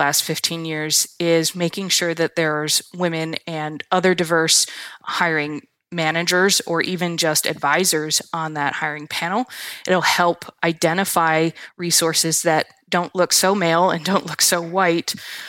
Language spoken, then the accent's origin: English; Michigan, United States; I am from Michigan. I've grew up here. I have family here. I have strong roots in the Midwest.